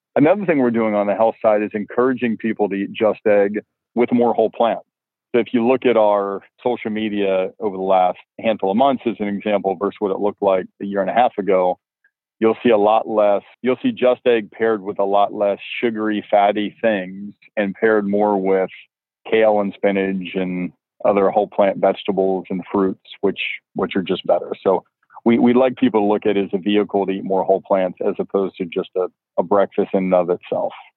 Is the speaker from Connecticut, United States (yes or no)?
no; Alabama, United States; growing up in Alabama